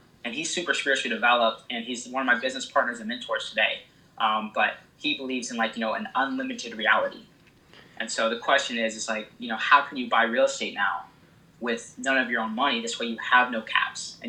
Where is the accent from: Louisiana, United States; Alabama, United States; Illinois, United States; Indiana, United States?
Illinois, United States; moved away as an adult; now in East Coast, United States; I'm originally from Illinois, and I moved out here to the East Coast.